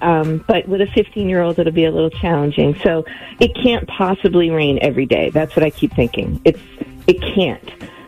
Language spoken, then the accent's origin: English; Danvers, Massachusetts, United States; now in Maine, United States; I live in Maine now, but I'm from Danvers originally.